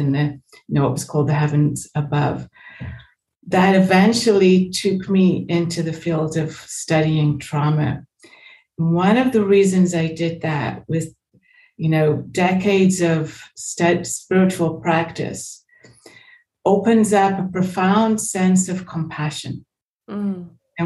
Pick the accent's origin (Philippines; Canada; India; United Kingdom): United Kingdom; England; moved away as an adult; also born or lived in United States; I was born in England. I came to America for a year when I was 17. So I went back to England when I was 18.